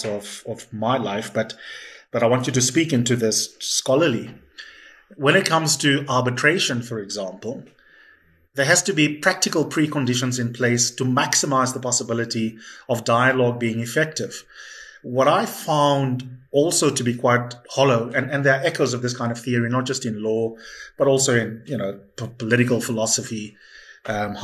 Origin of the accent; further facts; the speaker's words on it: South Africa; as South African citizens